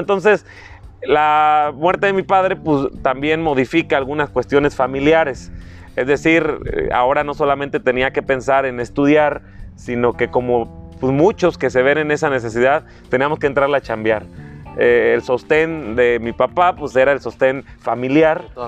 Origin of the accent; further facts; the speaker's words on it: La Huacana, Michoacán, Mexico; also born or lived in Morelia; mi familia, paterna, materna, ambos originarios de ahí del municipio de La Huacana, prácticamente toda la vida hemos estado ahí